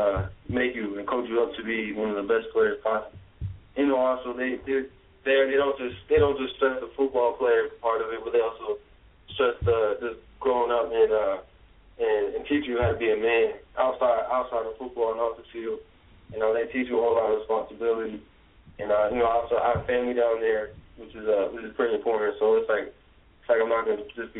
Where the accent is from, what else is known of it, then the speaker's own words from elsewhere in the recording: New Jersey, United States; I'm from New Jersey